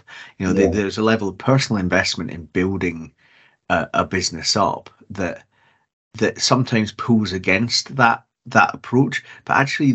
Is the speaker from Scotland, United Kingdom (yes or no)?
yes; Scotland, United Kingdom; as a Scot